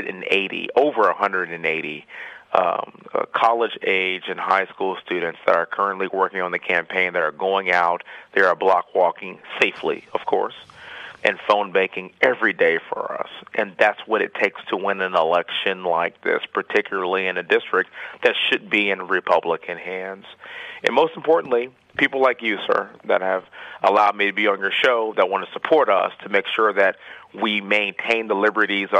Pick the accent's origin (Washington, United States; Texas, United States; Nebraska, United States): Texas, United States; Houston; I was born and raised right here in Houston, Texas